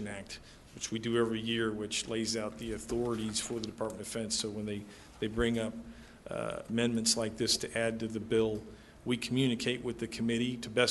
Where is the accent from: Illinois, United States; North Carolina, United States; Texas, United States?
Illinois, United States; Chicago; moved away; I'm from Chicago. This is where I grew up, my family